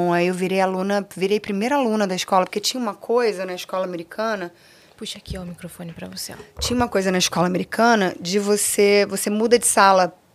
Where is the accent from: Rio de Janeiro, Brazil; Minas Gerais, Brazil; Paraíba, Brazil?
Rio de Janeiro, Brazil; Eu nasci na Beneficência Portuguesa, no Rio de Janeiro, se eu não me engano, é na Tijuca, tá, gente? Eu não tenho certeza. É, e passei a minha infância no Recreio de Bandeirantes, na zona oeste do Rio